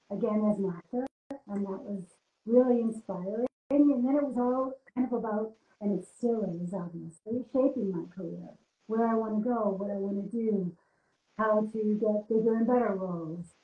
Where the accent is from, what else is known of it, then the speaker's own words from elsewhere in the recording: United States; moved away as an adult; now in Germany; I'm an American actress living and working in Germany. I came for love, not my career